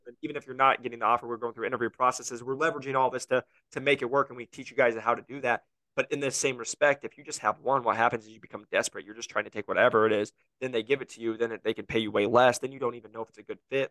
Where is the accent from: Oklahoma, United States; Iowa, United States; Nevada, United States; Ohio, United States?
Iowa, United States; now in Scottsdale, United States; I'm from Iowa.